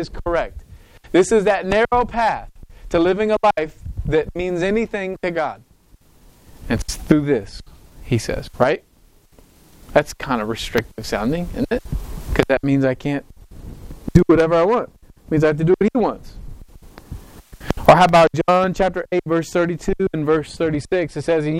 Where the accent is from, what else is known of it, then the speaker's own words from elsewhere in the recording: United States; I love being American. I really do. I'm proud to be American